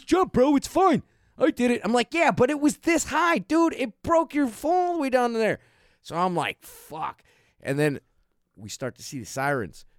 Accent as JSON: {"language": "English", "town": "Chicago", "region": "Illinois", "country": "United States", "tie": "born or raised there"}